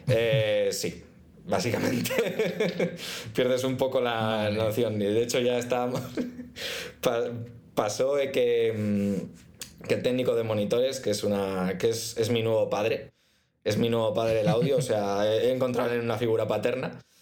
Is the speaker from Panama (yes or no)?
no; Spain; now in United Arab Emirates; ¿eres de España? Y yo, mm, sí